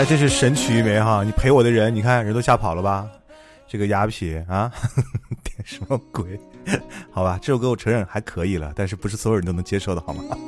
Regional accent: Xi'an, Shaanxi, China; 我们家乡的一部剧

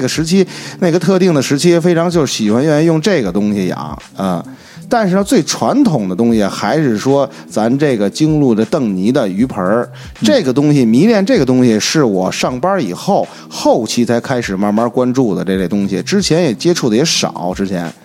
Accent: Beijing, China; 因为就是说自小就是土生土长的老北京嗯。老西城人

